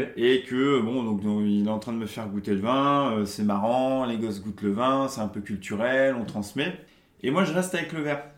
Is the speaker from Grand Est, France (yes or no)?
no; Charente-Maritime, Nouvelle-Aquitaine, France; moved away as an adult; also born or lived in Toulouse; now in Paris, France; je suis originaire de Charente, Charente-Maritime, donc pas loin de mhm. Bordeaux